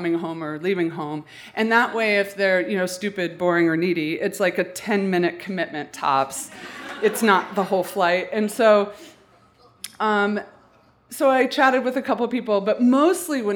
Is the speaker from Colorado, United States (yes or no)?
yes; Colorado, United States; I'm from Colorado